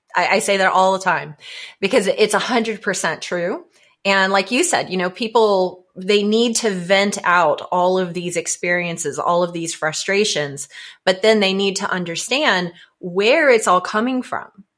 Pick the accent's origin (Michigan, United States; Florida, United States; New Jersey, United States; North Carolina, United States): Florida, United States; moved away as an adult; now in Atlanta, United States; I just recently moved here from Florida, and growing up in Florida